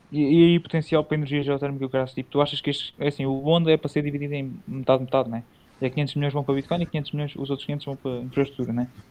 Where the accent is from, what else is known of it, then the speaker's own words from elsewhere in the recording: Portugal; Nós não somos bem-vindos em Portugal